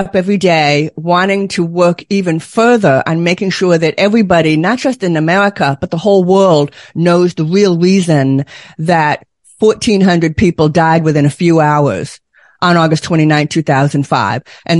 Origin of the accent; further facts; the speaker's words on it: Boston, Massachusetts, United States; But I grew up near Boston, Massachusetts. I know how to park a car in the yard. I can turn that accent on still.